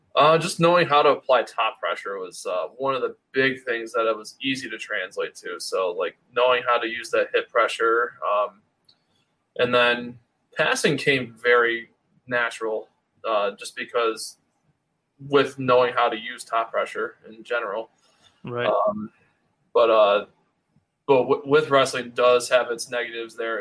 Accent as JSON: {"language": "English", "town": "Rochester", "region": "New York", "country": "United States", "tie": "born or raised there", "moved": "as an adult", "lives_now": "Syracuse, United States", "said": "I grew up in the Rochester area"}